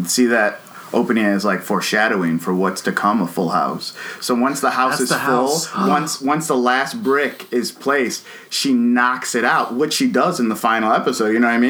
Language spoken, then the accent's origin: English; Chicago, Illinois, United States; I grew up in Chicago, grew up in a kind of bad neighborhood